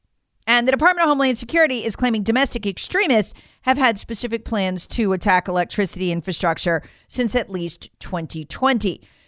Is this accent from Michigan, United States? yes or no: no; North Carolina, United States; There's something else the FBI is hoping you won't know that I know because I grew up in North Carolina.